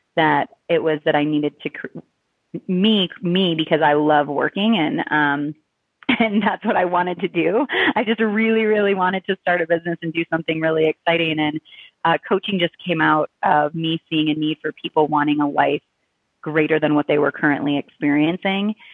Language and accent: English; Chicago, Illinois, United States; moved away as an adult; I'm originally from the Chicago area